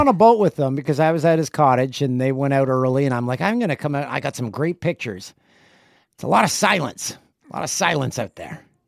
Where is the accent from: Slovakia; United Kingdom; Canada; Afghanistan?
Canada; I grew up in Canada